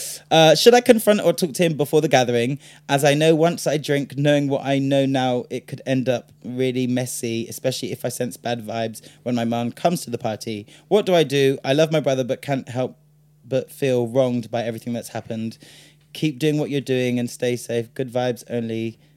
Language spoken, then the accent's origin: English; United Kingdom; Because we're British and that's what the British do.